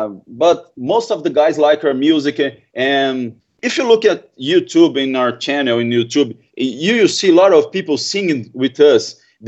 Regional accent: Brazil; English is a second language

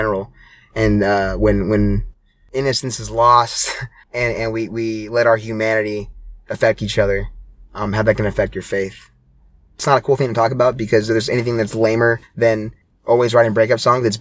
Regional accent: Hawaii, United States; moved away; I grew up in Hawaii

